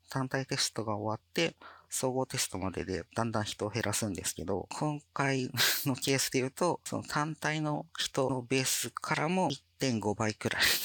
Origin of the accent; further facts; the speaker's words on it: Fukuoka, Japan; moved away as an adult; 地元に戻りたいっていう思いのもと、転職活動を始めて、この LINE 福岡に